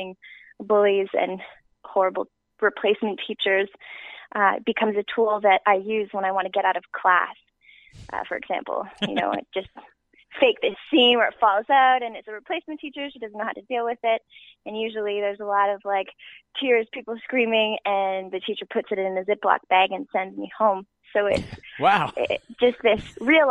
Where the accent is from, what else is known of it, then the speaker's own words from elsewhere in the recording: Timmins, Ontario, Canada; also born or lived in Porcupine, Ontario; I moved from Timmins, Ontario to Porcupine, Ontario